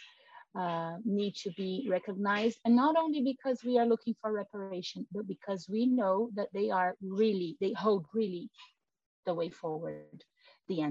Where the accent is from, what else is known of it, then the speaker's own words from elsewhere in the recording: Brazil; first language Portuguese; English is a second language; I am originally Brazilian, and my mother language is Portuguese